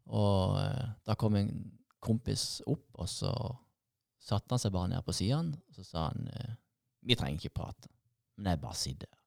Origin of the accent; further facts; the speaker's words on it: Sørlandet, Southern Norway, Norway; som sørlendinger